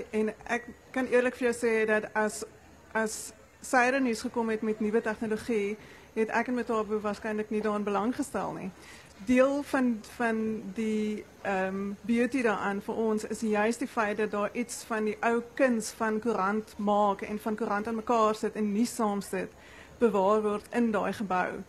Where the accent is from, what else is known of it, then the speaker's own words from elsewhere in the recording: Bredasdorp, Western Cape, South Africa; also born or lived in Overberg; gebore en getoe in Bredasdorp en het groot geword soos baie ander mense ehm um, in die Oeverberg